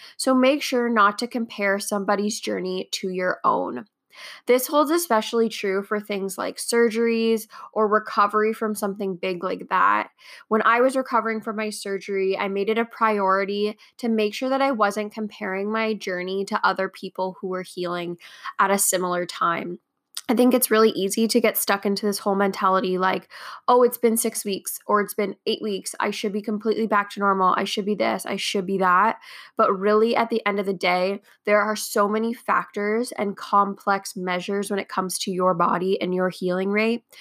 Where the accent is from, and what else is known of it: Canada